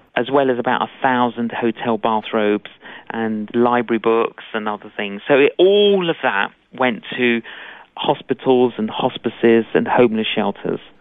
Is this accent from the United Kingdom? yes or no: yes; London, United Kingdom; Both my parents were Greek Cypriot, I, and uh, but I grew up in London